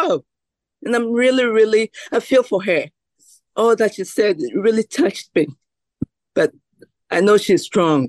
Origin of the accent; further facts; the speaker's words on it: Mali; now in United States; I'm originally from Mali, even though we are all Africans